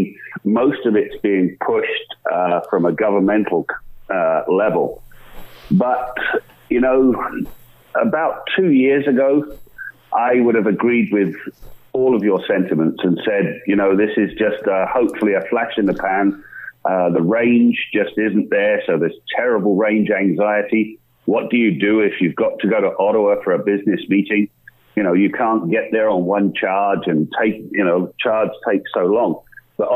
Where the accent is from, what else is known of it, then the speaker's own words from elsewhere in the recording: United Kingdom; moved away as an adult; now in Canada; my formative years were as a mechanic indeed, back in Britain. And then I moved here.